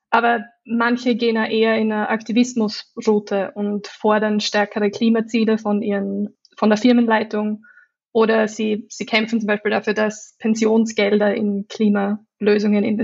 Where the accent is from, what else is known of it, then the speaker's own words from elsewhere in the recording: Austria; accent: Austrian; now in London, United Kingdom; ich komme ursprünglich aus Österreich, daher der österreichische Akzent.